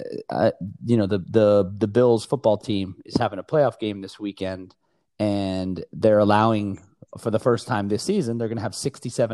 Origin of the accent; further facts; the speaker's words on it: Florida, United States; I'm from Florida